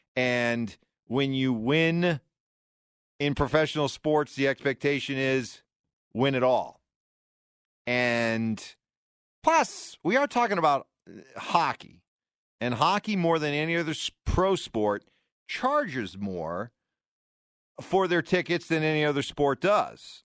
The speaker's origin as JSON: {"language": "English", "region": "New England", "country": "United States", "tie": "born or raised there", "said": "I grew up in the Northeast, in New England"}